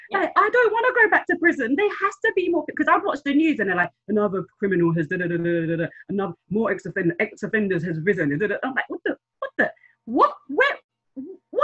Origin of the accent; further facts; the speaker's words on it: London, United Kingdom; also born or lived in Kampala, Uganda; I'm from South London. I was in Africa, I left there a long time ago. I'm from Southeast